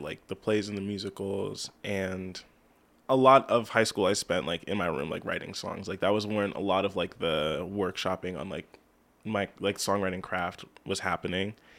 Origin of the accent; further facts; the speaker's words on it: Lebanon, United States; also born or lived in Lancaster; I was born in Lancaster, but I've, I've lived here my whole life in Lebanon